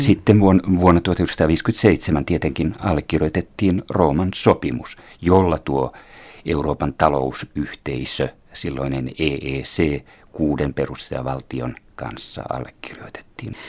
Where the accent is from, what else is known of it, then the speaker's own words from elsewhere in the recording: Finland; also born or lived in France / Italy / Belgium; meillä Pohjoismaissa ja Suomessa